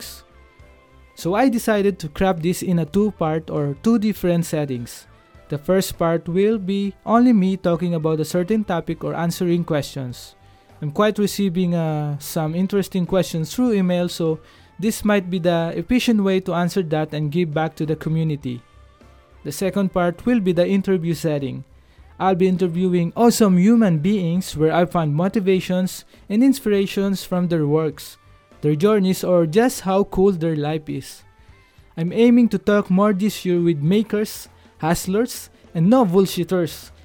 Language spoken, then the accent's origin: English; Philippines; as a Filipino creative professionals